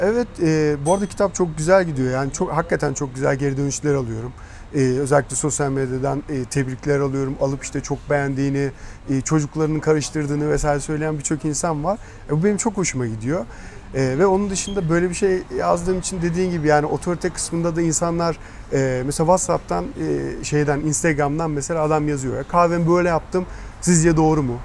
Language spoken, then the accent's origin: Turkish; Malatya, Turkey; Malatyalıyız zaten. Herkes tanıyoruz, akrabalarımız çok vesaire